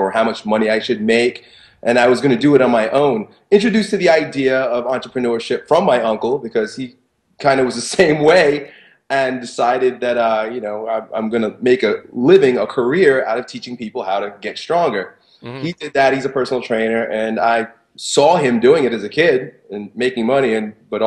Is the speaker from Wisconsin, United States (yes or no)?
no; Long Island, New York, United States; I grew up in Long Island